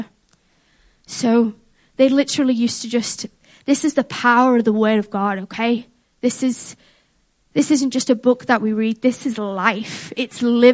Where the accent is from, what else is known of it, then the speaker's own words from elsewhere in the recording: Liverpool, North West England, United Kingdom; I was born and raised in Liverpool